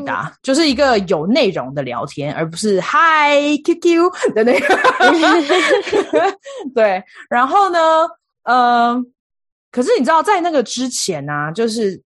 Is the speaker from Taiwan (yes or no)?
yes; Taiwan; moved away as an adult; also born or lived in India; now in United States; 我是来自台湾